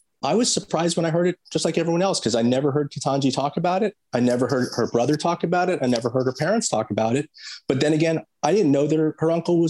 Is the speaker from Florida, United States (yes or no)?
yes; Miami, Florida, United States; I'm not from Washington, D.C. I'm not learned in the ways of the Beltway. I'm from Florida. I'm from Miami.